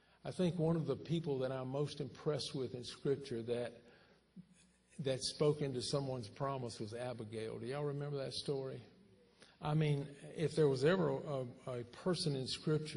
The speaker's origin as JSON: {"language": "English", "region": "Texas", "country": "United States", "said": "we're from Texas"}